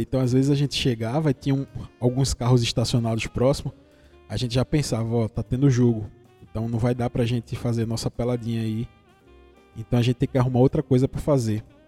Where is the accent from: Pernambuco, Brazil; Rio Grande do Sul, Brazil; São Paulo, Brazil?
Pernambuco, Brazil; interior of; eu sou do interior de Pernambuco, pelo sotaque você deve ter percebido